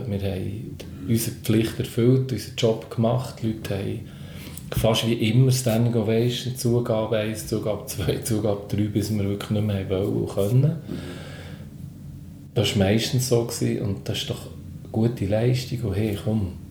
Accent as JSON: {"language": "German", "region": "Bern", "country": "Switzerland", "tie": "born or raised there", "said": "Es war natürlich noch eine spezielle Situation, als Berner Gruppe auf dem Hausberg, aus diesem Festival, wo ich noch viel aus der Jugend kenne"}